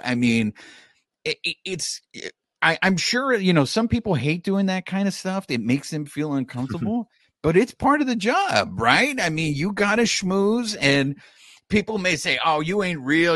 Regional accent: Orange County, California, United States; also born or lived in Koreatown, Los Angeles; I was raised in Orange County

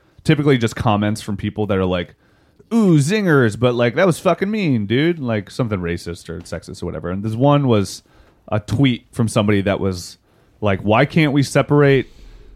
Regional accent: West Virginia, United States; I'm from West Virginia

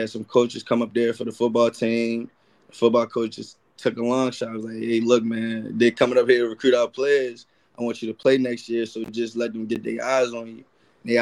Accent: Baltimore, Maryland, United States; I'm from Baltimore

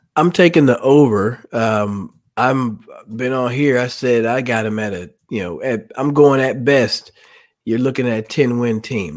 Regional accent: Indianapolis, Indiana, United States; I was born in Indianapolis

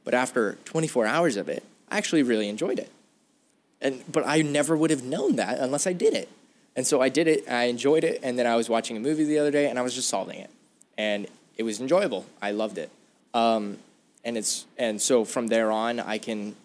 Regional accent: Arizona, United States; I'm from Arizona.

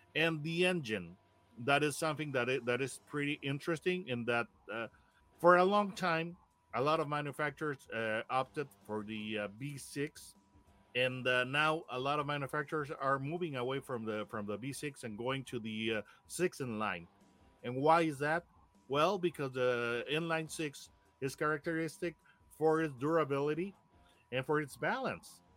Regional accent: Monterrey, Nuevo León, Mexico; we in Monterrey, Mexico, my hometown

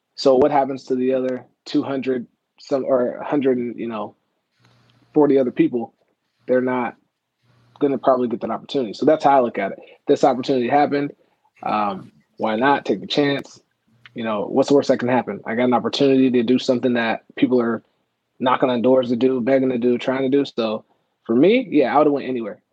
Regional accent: Las Vegas, Nevada, United States; also born or lived in Oklahoma / Reno, Nevada; now in Orlando, United States; I'm originally from Oklahoma. Uh, so I was like born small town Oklahoma. My parents moved to Nevada, so I like grew up. Uh, I was in Las Vegas.

